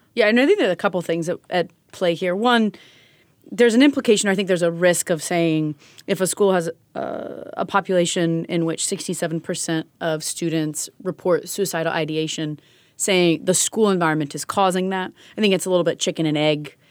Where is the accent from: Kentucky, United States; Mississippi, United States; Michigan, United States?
Kentucky, United States; I'm from Kentucky